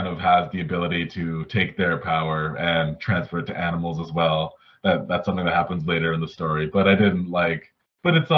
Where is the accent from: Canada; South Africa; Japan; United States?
Canada; I'm Canadian